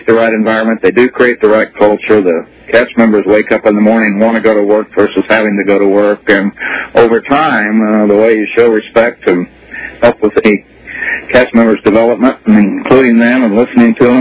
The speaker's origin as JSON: {"language": "English", "region": "Oklahoma", "country": "United States", "tie": "born or raised there", "moved": "as an adult", "said": "I grew up in Oklahoma"}